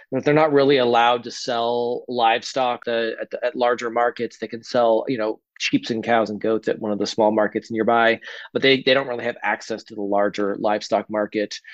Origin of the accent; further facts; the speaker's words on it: Boise, Idaho, United States; moved away; I grew up in Idaho